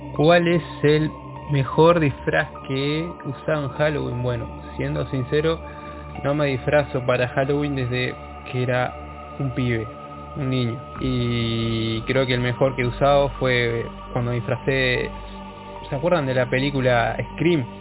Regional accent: Canelones, Uruguay; soy de Canelones, Uruguay, orgullosamente canario.

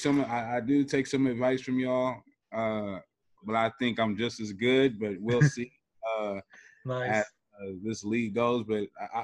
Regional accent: Houston, Texas, United States; born and raised in Houston, Texas.

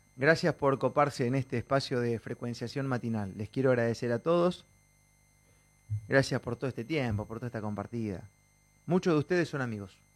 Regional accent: Argentina; somos argentinos

